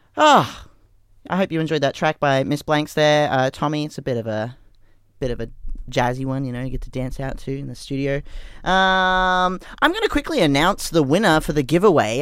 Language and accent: English; Brisbane, Queensland, Australia; I grew up in you know the '90s in Brisbane